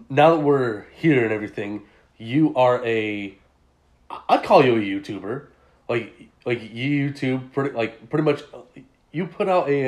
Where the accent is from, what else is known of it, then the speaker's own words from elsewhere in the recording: Deer Valley, California, United States; Well, I gotta rep my hometown, Deer Valley.